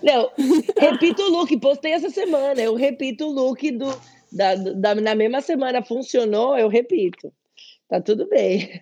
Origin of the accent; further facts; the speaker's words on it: São Paulo, Brazil; moved away as an adult; also born or lived in Spain; Eu nasci na Vila Prudente, em São Paulo, mas eu cresci no Bom Retiro